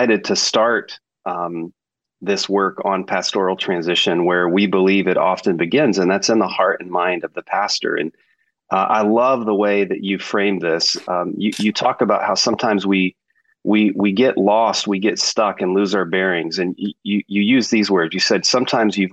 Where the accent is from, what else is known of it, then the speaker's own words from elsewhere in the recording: Texas, United States; accent: Texas; my Texas accent